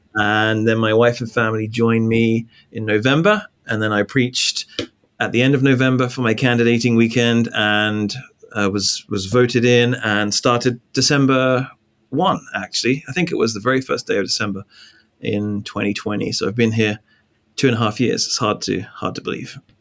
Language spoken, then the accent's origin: English; England, United Kingdom; moved away as an adult; also born or lived in Northern Ireland / Louisville, Kentucky; now in New York, United States; I'm from England. So I was born in England